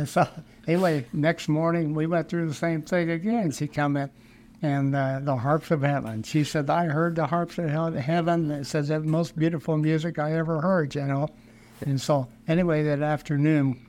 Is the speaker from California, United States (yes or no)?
no; Industry, Illinois, United States; now in St. Charles, United States; I was born in West Central Illinois, a little town called Industry